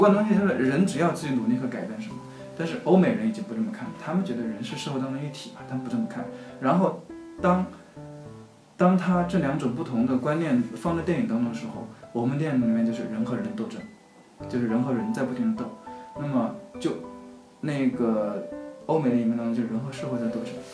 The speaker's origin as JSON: {"language": "Chinese", "region": "middle and lower Yangtze River region", "country": "China", "tie": "born or raised there", "said": "我在长江中下游"}